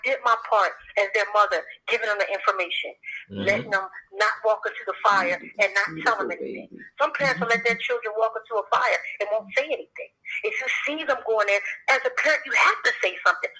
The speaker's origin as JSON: {"language": "English", "town": "Camden", "region": "New Jersey", "country": "United States", "tie": "born or raised there", "said": "growing up in Camden, New Jersey."}